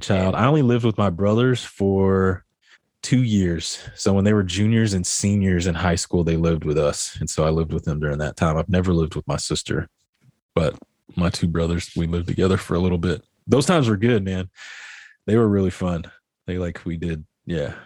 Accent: Midland, Texas, United States; I grew up here in Midland, Texas

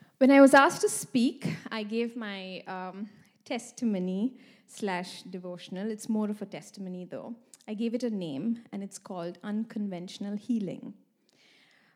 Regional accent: India; moved away as an adult; also born or lived in Sweden; now in Malmö, Sweden; I've been living here for the past 5 years in Sweden. I come from India

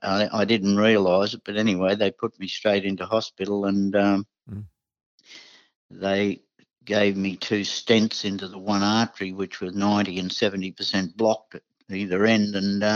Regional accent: Coffs Harbour, New South Wales, Australia; born there; also born or lived in Sydney; because on the way I was born in Coffs Harbour and my youngest sister was born in Taree.

